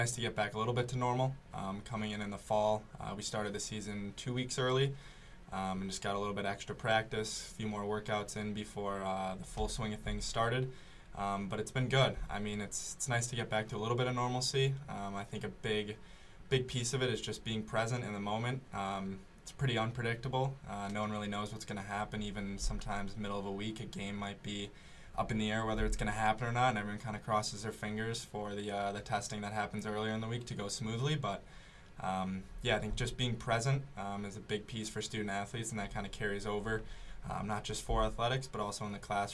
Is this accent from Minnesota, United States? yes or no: yes; Minnesota, United States; I'm from Minnesota, so there's a lot of pond hockey in the winters